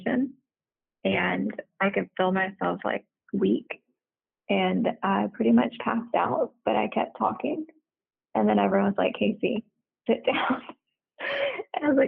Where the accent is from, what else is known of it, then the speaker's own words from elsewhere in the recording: United States; also born or lived in the South; now in Houston, United States; I'm from the Texas Louisiana border.